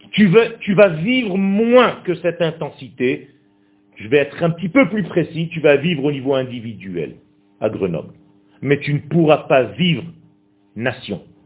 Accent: Israel; first language Hebrew; French is a second language; ce n'est pas ma langue natale du tout. Et moi je suis né Israël. Je suis né en Israël. Ma langue natale c'est l'hébreu.

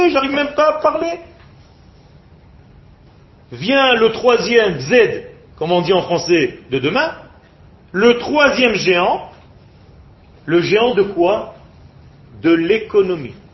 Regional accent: France; now in Israel; J'ai peur de ne pas retrouver la culture avec laquelle j'ai grandi. Je viens de France.

